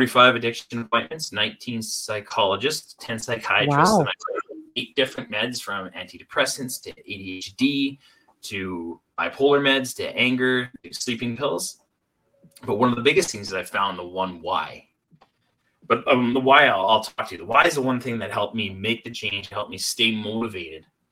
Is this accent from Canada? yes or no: yes; Salmon Arm, British Columbia, Canada; I end up moving back home to a small town, my hometown, Salmon Arm, British Columbia, Canada